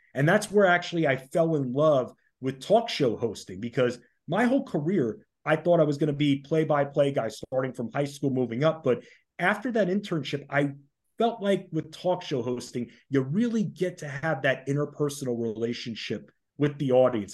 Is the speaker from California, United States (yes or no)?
no; Oyster Bay, New York, United States; moved away as an adult; now in Washington, D.C., United States; originally I'm from Oyster Bay on Long Island, so lived up in New York